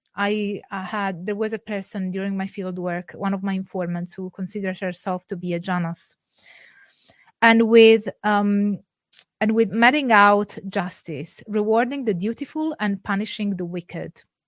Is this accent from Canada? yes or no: no; Campania, Italy; I'm not from Sardinia, but I am from Campania